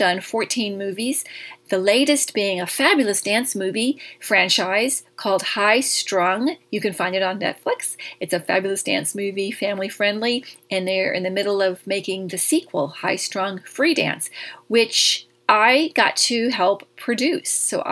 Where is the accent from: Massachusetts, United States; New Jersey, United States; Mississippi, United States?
Mississippi, United States; Jackson; accent: Southern; moved away as an adult; also born or lived in Los Angeles; I grew up there from 4th grade to all the way through my high school years. I graduated high school in Jackson, Mississippi. So I love my little Southern accent